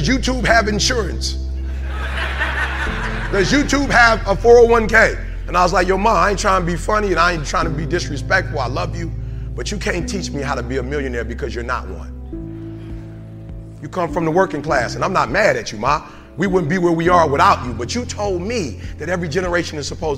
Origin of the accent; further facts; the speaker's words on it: Detroit, Michigan, United States; I'm from Detroit.